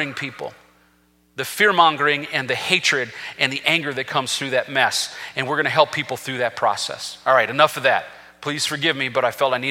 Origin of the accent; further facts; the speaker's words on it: United States; I'm an American patriot.